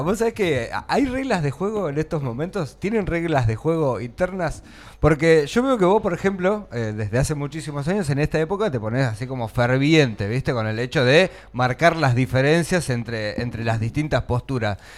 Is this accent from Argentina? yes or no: yes; Argentina; estamos viviendo los argentinos